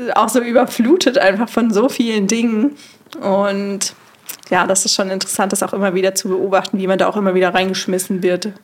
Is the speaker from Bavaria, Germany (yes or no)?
yes; near Munich, Bavaria, Germany; Ich komme eigentlich nicht aus Berlin, sondern aus dem Süden ähm, von Deutschland, in der Nähe von München